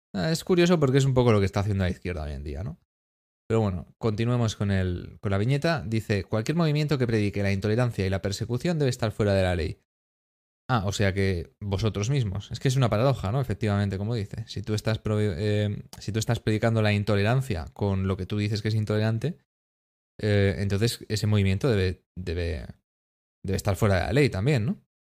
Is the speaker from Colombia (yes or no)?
no; Spain; España, somos los, los apestados un poquito